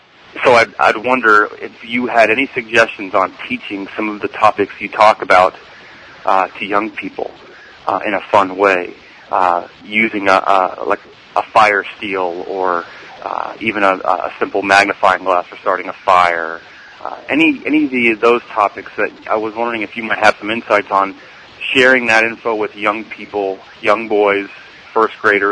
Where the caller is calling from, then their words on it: Melbourne, Florida, United States; I'm calling from Melbourne, Florida.